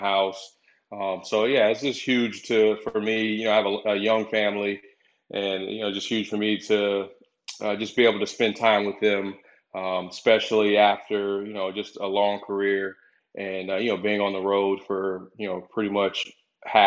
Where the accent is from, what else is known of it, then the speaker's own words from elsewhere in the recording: Tampa Bay, Florida, United States; my hometown